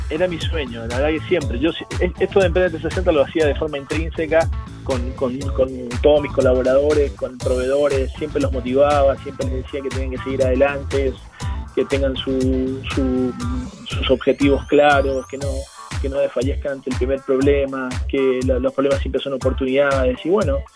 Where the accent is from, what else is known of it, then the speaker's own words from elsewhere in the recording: Argentina; now in Chile; por la cantidad de años que tengo y por la cantidad de, de experiencia, soy más chileno que argentino.